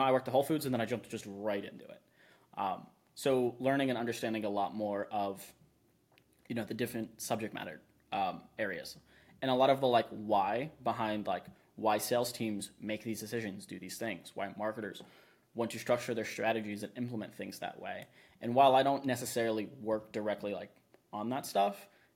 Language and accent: English; Florida, United States; now in Austin, United States; I'm from Florida